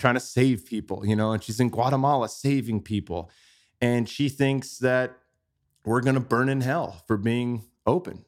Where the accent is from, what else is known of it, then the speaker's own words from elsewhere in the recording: Bay Area, California, United States; moved away as an adult; now in Austin, United States; I grew up in the Bay Area